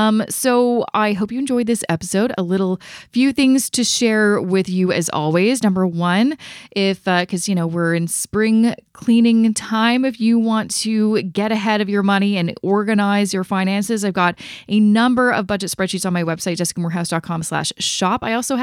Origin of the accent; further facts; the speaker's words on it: Canada; So you can find all the information about how to invest, not only as a Canadian, but also in that passive investing strategy that I talk about all the time on this show.